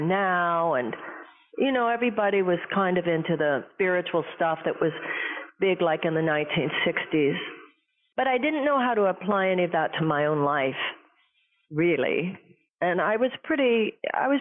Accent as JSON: {"language": "English", "town": "Houston", "region": "Texas", "country": "United States", "tie": "born or raised there", "said": "I grew up in Houston, Texas"}